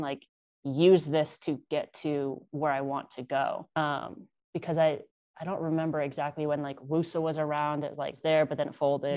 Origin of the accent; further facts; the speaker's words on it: Connecticut, United States; Born and raised in Connecticut